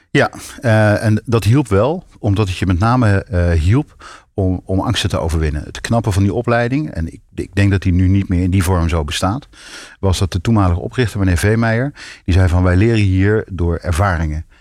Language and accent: Dutch; North Brabant, Netherlands; in Brabant, waar ik vandaan kom